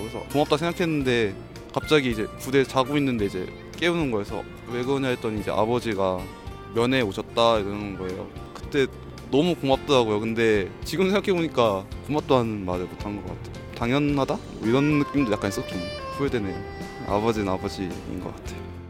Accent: China; Korean is a second language; moved away as an adult; now in Seoul, South Korea; 저는 사실 중국 사람이에요. 한국에서 산 지 한 6년 됐어요.

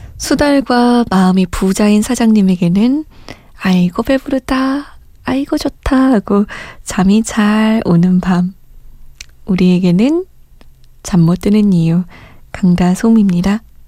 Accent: South Korea

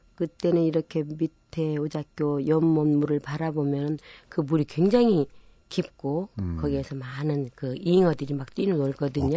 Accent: Namwon, North Jeolla, South Korea; moved away; 남원군 산동면 제일 그러니까 꼭지점 마을에서 제가 태어난 거예요.

